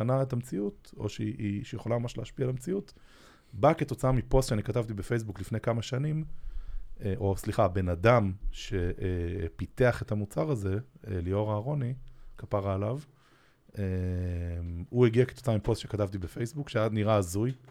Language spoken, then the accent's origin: Hebrew; Israel; פרסום בטלוויזיה זה משהו שאנחנו כישראלים קצת אה, בבליינד ספוט עליו.